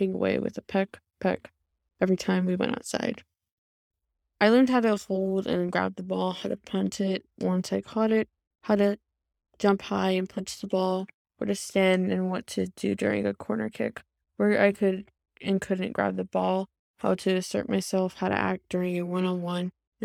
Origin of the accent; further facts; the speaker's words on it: Stockton, California, United States; first language English; Stockton, California, my hometown